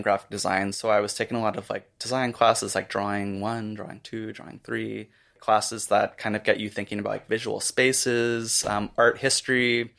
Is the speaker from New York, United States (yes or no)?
no; Florida, United States; moved away; I'm from Florida.